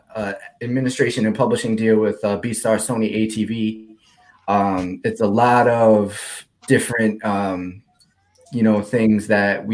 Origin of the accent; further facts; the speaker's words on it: Providence, Rhode Island, United States; also born or lived in Warwick, Rhode Island; I am from the illustrious place of Providence, Rhode Island